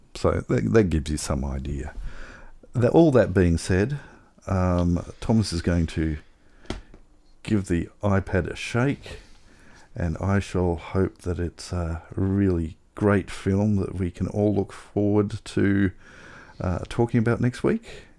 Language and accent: English; Tasmania, Australia; I grew up in Tasmania